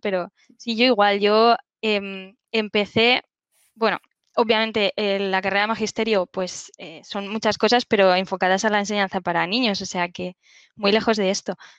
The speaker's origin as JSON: {"language": "Spanish", "town": "Alicante", "region": "Valencian Community", "country": "Spain", "also_born_or_lived": "Barcelona", "said": "Yo soy de, Alicante, del Chalicante, bueno, que es una zona en el sureste de España"}